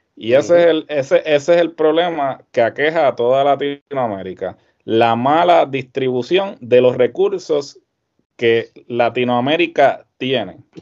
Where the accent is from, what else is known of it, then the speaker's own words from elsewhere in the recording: Puerto Rico; nosotros siempre hemos vivido en esta burbuja